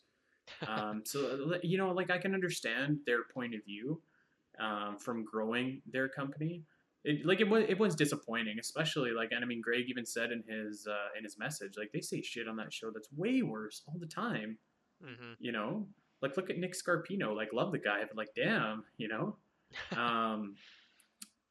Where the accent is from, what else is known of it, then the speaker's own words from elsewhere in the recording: Canada; as a Canadian